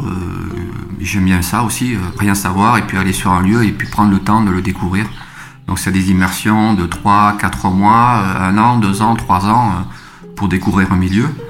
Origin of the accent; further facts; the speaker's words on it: Toulouse, Occitania, France; je suis originaire de la région toulousaine. Euh, j'ai grandi en cité au Mirail et j'ai fait les beaux-arts euh, à Toulouse